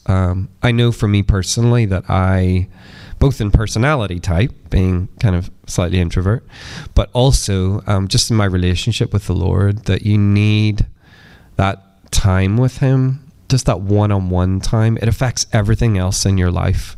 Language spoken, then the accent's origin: English; east coast of Northern Ireland, United Kingdom; moved away as an adult; where I grew up, and um, kind of lived on the east coast of Northern Ireland